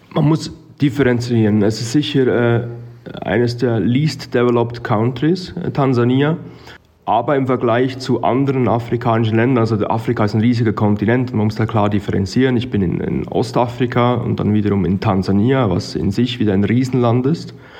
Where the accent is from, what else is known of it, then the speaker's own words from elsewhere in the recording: Switzerland; moved away as an adult; now in Arusha, Tanzania; ich habe als Schweizer Jurist gestartet